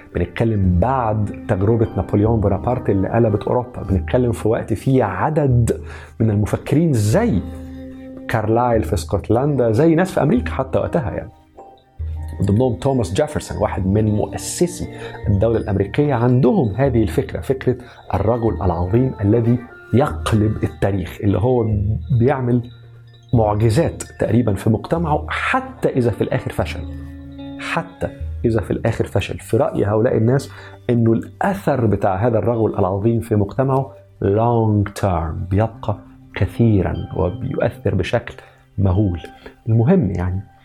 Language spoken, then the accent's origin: Arabic; Egypt; عندنا في مصر وفي الشرق